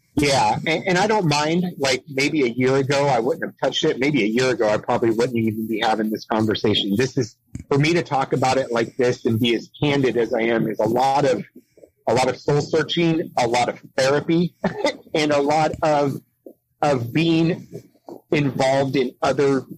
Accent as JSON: {"language": "English", "town": "San Diego", "region": "California", "country": "United States", "tie": "born or raised there", "moved": "yes", "said": "I was born in San Diego. Uh, I've been a city boy my whole life"}